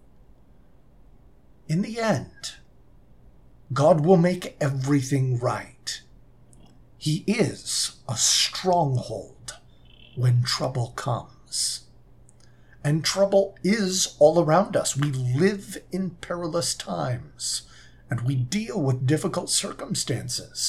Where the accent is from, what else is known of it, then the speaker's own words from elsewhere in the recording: Southern California, United States; moved away; also born or lived in Utah; I'm originally from Southern California